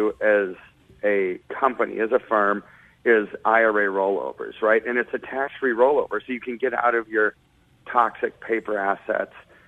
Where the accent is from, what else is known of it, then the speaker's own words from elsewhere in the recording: United States; I'm an American